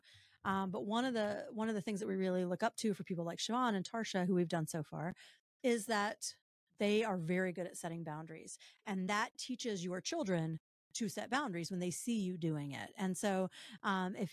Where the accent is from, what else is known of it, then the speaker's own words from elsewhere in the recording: the South, United States; I'm from the South.